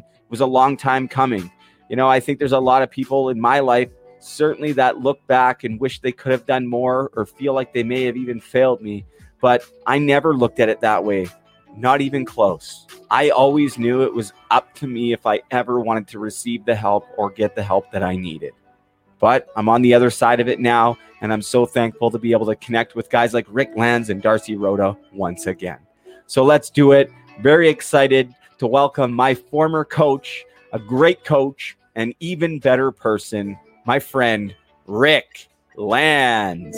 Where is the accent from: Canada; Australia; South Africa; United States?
Canada; Port Coquitlam, British Columbia; my hometown of Port Coquitlam, British Columbia